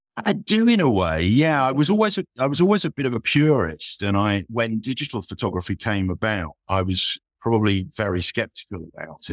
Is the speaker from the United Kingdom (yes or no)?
yes; Isle of Wight, South East England, United Kingdom; moved away as an adult; also born or lived in London; now in Leeds, United Kingdom; I grew up on the Isle of Wight